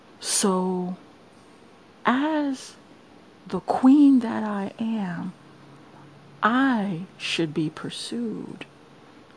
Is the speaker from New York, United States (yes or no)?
yes; New York City, New York, United States; moved away as an adult; I'm from Brooklyn, New York. I am a born and bred native New Yorker.